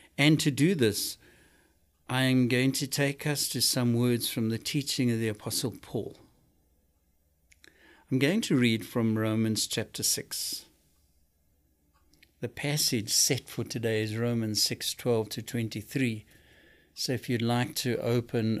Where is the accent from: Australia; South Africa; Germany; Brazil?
South Africa; now in United States; I come from South Africa.